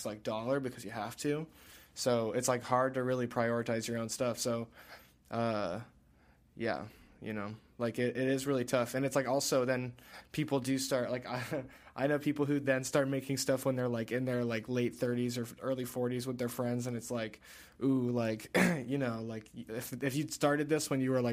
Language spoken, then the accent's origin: English; Chicago suburbs, Illinois, United States; moved away as an adult; now in Detroit, United States; Originally, I'm from the Chicago suburbs.